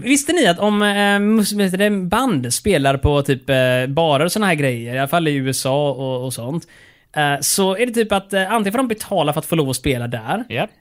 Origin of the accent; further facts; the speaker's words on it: Skåne, Sweden; jag är skåning